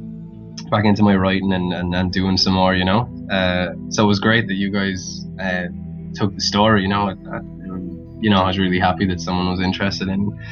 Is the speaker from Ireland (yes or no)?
yes; Wexford, Leinster, Ireland; accent: neutral; now in Dublin, Ireland; I grew up in Wexford, which is like the southern part of Ireland, and I've been living in Dublin for the last couple of years, so I've got a neutral enough accent, so it's not crazy.